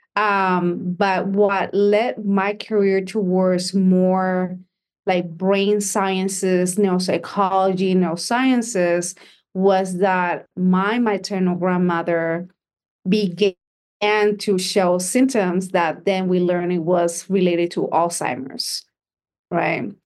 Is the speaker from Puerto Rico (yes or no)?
yes; Puerto Rico; I was born and raised in Puerto Rico